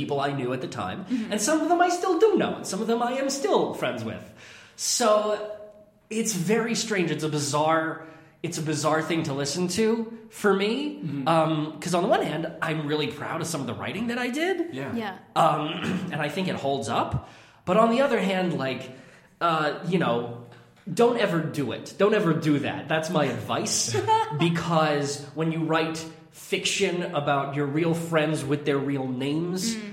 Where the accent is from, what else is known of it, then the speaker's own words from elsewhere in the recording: Kennebunk, Maine, United States; also born or lived in Bar Harbor, Maine; I grew up in Kennebunk, Maine. I was born in, like, Bar Harbor, but I don't remember it at all